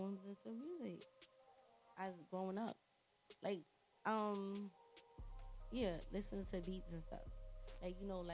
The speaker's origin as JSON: {"language": "English", "region": "New York", "country": "United States", "said": "I'm from New York"}